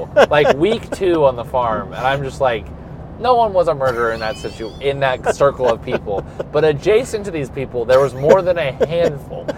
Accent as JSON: {"language": "English", "region": "California", "country": "United States", "tie": "born or raised there", "moved": "yes", "lives_now": "Iowa, United States", "said": "I grew up in California"}